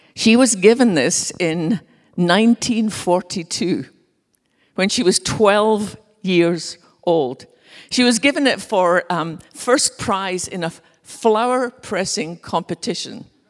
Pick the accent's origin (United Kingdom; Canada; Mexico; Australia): United Kingdom; west coast of Scotland; now in Dallas, United States; I grew up with from just being a little girl in our little church on the west coast of Scotland